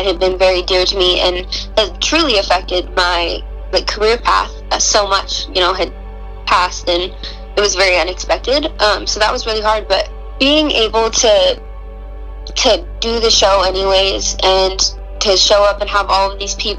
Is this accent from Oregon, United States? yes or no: yes; Roseburg, Oregon, United States; I'm from the area, but I grew up in Roseburg